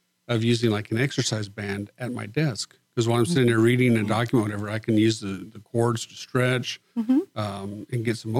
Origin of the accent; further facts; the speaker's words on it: Far West Texas, United States; moved away as an adult; also born or lived in Montgomery County, Texas; I was raised in Far West Texas, and for 30 years, that was my home.